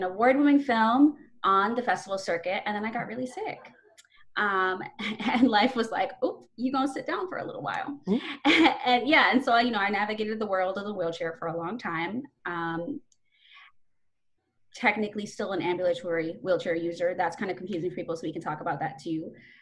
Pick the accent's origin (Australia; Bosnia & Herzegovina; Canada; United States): United States; New York City, New York; also born or lived in Bronx, New York; I'm from Brooklyn, New York. That's where I grew up